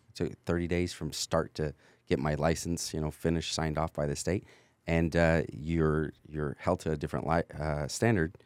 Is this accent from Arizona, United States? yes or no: no; California, United States; moved away as an adult; also born or lived in North Texas; now in Texas, United States; my family's from North Texas, but I was raised in California.